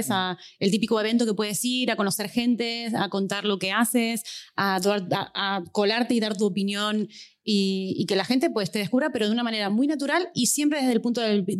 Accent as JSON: {"language": "Spanish", "country": "Argentina", "accent": "Argentine, half Spanish", "said": "que se vaya familiarizando con mi tonada argentina medio española eh, que hablo de esta manera"}